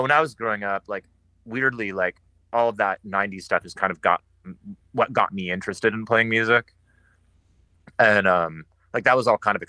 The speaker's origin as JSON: {"language": "English", "town": "Seattle", "region": "Washington", "country": "United States", "tie": "born or raised there", "said": "it was a really, actually really, really good time to be growing up in Seattle."}